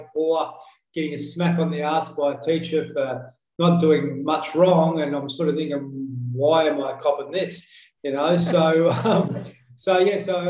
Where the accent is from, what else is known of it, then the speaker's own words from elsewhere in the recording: Horsham, Victoria, Australia; I come from Horsham in country Victoria. So I was a little fella there.